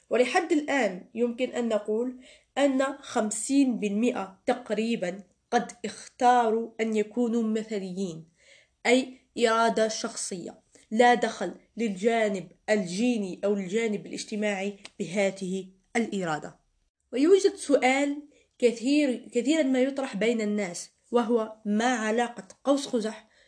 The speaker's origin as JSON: {"language": "Arabic", "country": "Algeria", "accent": "Algerian", "said": "وهنا يجب أن أتكلم باللهجة الجزائرية لأنه توجد ملاحظة يجب أن أقولها"}